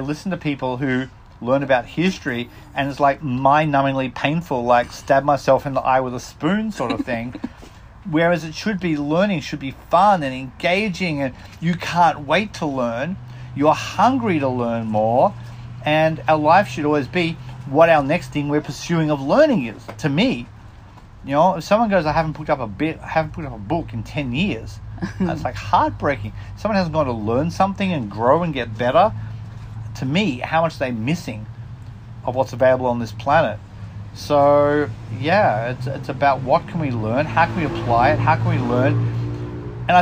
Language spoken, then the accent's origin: English; Australia; also born or lived in Mexico; now in United States; I'm Australian, living in the US.